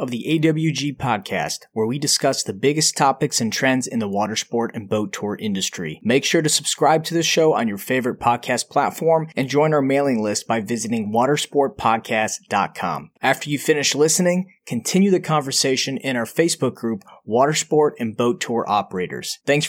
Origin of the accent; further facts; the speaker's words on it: Windsor, Ontario, Canada; We're from like, you know, Detroit, basically, right? Not, yeah. Right on the border.